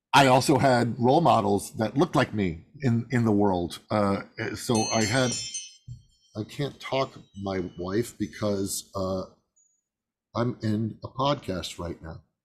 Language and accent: English; Midwest, United States; I was born in the Midwest to uh, middle